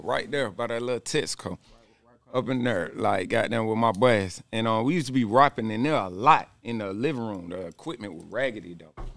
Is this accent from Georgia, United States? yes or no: yes; Stone Mountain, Georgia, United States; also born or lived in Conyers, Georgia / East Atlanta / Decatur, Georgia; I'm from Stone Mountain. That's where I was from probably about 13, something like that. 12